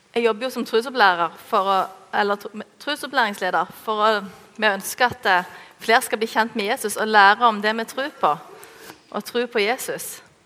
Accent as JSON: {"language": "Norwegian", "country": "Norway", "said": "oss norske"}